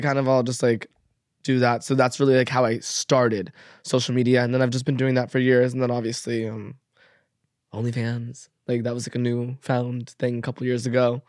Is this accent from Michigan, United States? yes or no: no; Las Vegas, Nevada, United States; moved away; I grew up in Vegas